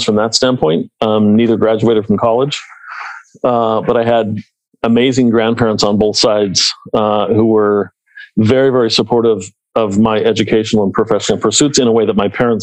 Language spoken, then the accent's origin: English; Salt Lake City, Utah, United States; I was born and raised in Salt Lake City, which is where I met my wife